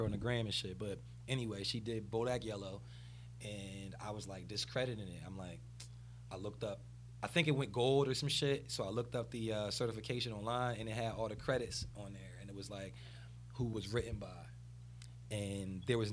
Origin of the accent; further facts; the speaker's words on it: New Jersey, United States; I'm from South Jersey